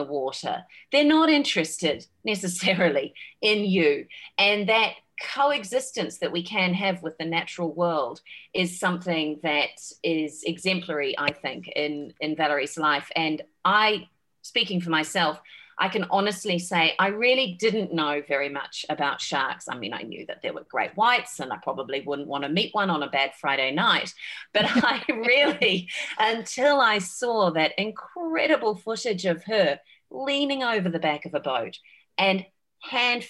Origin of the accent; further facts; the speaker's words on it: New Zealand; I grew up in New Zealand